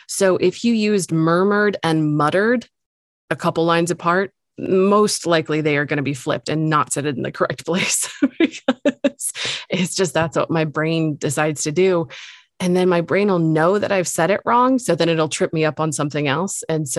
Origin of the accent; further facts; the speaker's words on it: England, United Kingdom; I swear we're both English, but I do not understand what's happening.